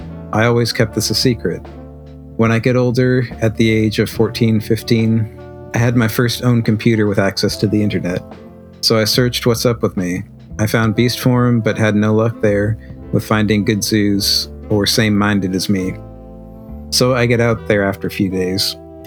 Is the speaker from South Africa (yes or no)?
no; Germany; English is a second language; I'm from Germany, and here we have the Zeta Verein.